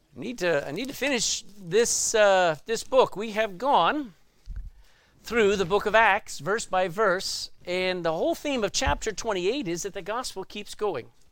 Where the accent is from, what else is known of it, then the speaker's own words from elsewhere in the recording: Texas, United States; I grew up in Texas